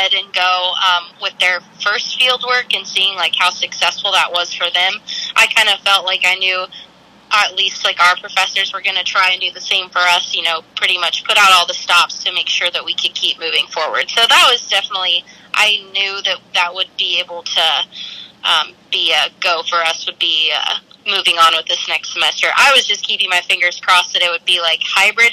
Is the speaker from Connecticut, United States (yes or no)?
no; Kansas, United States; moved away as an adult; now in Springfield, United States; I'm originally from Kansas, and I am currently living with two of our other roommates from Wisconsin here in Springfield.